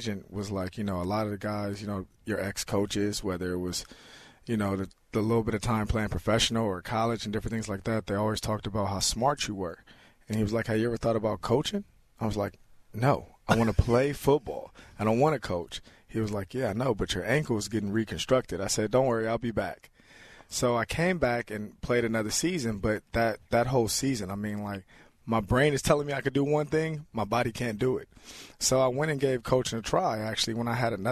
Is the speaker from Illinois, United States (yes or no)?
no; Los Angeles, California, United States; moved away as an adult; I grew up in South Central Los Angeles